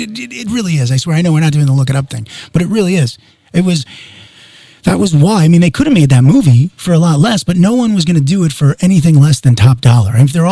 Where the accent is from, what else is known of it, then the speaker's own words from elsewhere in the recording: Long Island, New York, United States; now in Calabasas, United States; I grew up in Long Island.